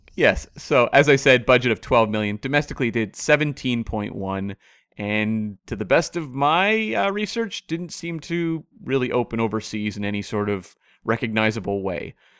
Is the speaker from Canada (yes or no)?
yes; Canada; in Canada we know, but we're part of the Commonwealth